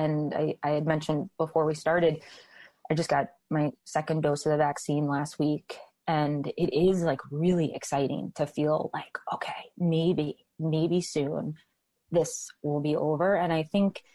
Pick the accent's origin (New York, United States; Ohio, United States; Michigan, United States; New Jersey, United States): New York, United States; New York City; moved away as an adult; now in Boston, United States; I'm from New York City. My mom is down in New York City. My family's down in New York City